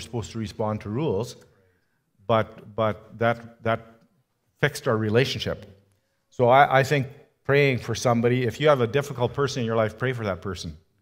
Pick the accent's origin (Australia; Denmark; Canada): Canada; I was from Canada